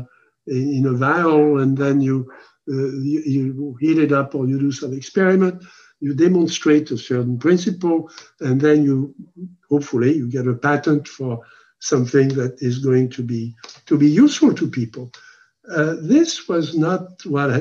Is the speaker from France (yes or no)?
yes; France; moved away; I was born in France